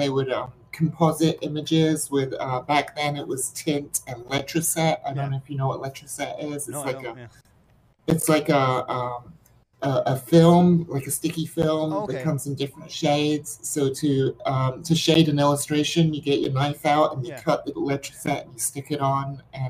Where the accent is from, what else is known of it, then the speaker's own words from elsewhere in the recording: England, United Kingdom; also born or lived in Middle East; growing up so far away from where movies have traditionally been made in Hollywood, you know, growing up in the Middle East and growing up in England